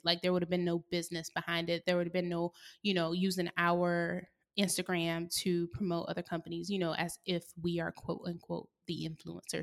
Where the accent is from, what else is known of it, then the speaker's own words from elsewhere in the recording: the South, United States; also born or lived in San Diego / Oakland; now in Atlanta, United States; I grew up in the South